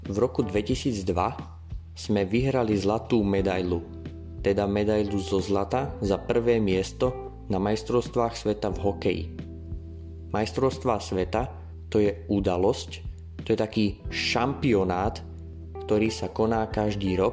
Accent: western Slovakia, Slovakia; Ja som zo západného Slovenska, to znamená, že bývam na západe Slovenska

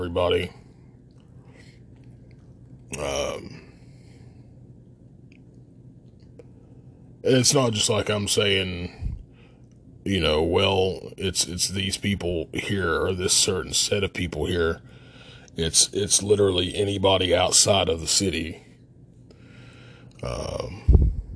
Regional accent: Logan, West Virginia, United States; And there was a problem with me being from Logan. Everything was fine until they heard my accent

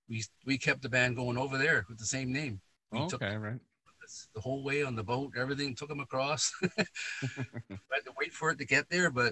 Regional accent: Canada; I started in Canada first. Right. I was born here, and my parents moved over in 52. And that's why I was born 11 years later.

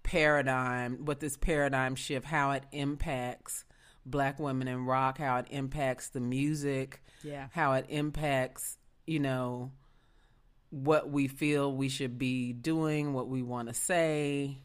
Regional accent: Memphis, Tennessee, United States; I'm from Beale Street. I'm from Memphis, Tennessee.

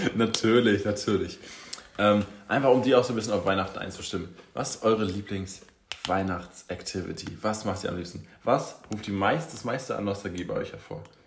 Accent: Schwerin, Mecklenburg-Vorpommern, Germany; moved away; ich habe natürlich auch irgendwann ähm, hier schon meine Heimatstadt Schwerin verlassen

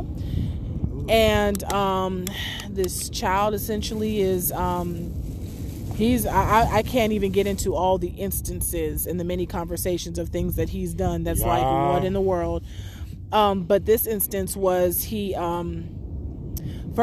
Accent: San Diego, California, United States; moved away as an adult; now in Los Angeles, United States; I'm from San Diego originally, but I did undergrad in LA. I lived out here for about 10 years

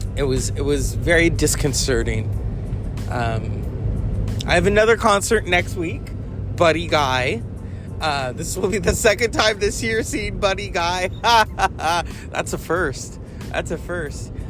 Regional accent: California, United States; I am from California

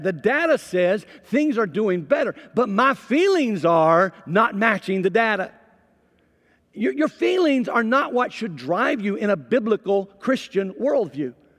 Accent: Mississippi, United States; I'm from Mississippi

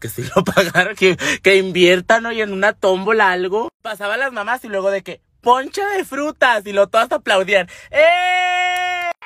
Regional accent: Temoris, Chihuahua, Mexico; accent: norteño; los mejores tamales se hacen en mi tierra

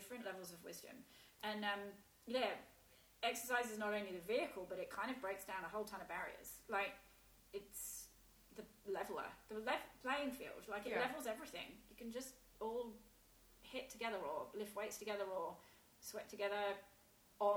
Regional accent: England, United Kingdom; moved away as an adult; now in Australia; As an English person

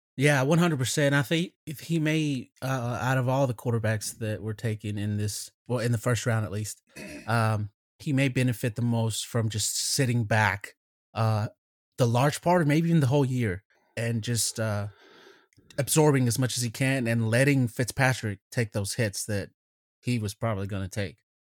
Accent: Mexico; moved away; I was born in Mexico

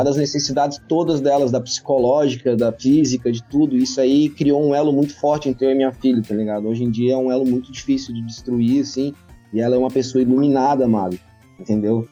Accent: South Region, Brazil; eu amo demais a minha terra, amo demais viver aqui

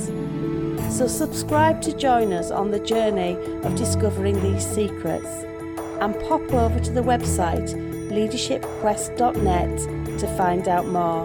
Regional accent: Yorkshire and the Humber, United Kingdom; accent: Yorkshire; I'm sat here with my very Yorkshire accent

